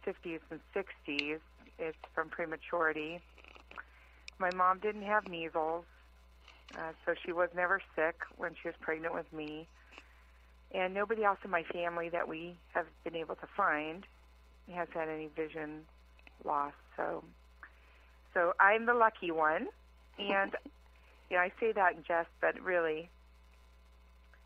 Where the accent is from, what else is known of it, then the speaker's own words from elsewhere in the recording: Carson, California, United States; also born or lived in Los Angeles, California; I was born in Los Angeles, California, raised in Carson, which is part of the LA City Schools